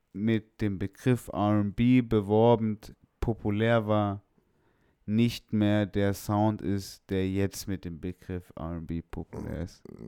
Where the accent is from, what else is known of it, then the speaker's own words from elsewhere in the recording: Stuttgart, Baden-Württemberg, Germany; bei uns damals in Feuerbach in der Hood